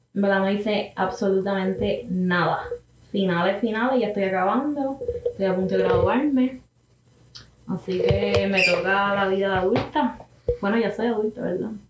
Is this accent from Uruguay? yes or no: no; Carolina, Puerto Rico; Soy de Carolina